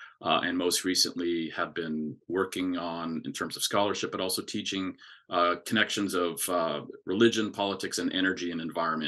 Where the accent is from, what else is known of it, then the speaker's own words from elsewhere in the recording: Alberta, Canada; moved away as an adult; now in United States; growing up in Alberta, Canada